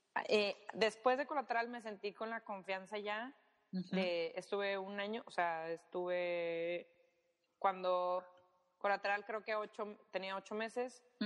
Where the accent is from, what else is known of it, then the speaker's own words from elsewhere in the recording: Monterrey, Nuevo León, Mexico; yo soy de Monterrey